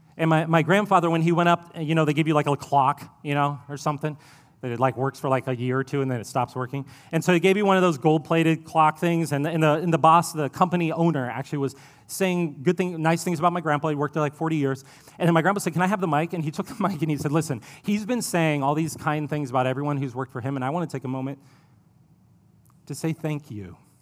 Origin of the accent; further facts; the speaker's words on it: Ohio, United States; now in Columbia, United States; I'm from Ohio. It's where I spent my childhood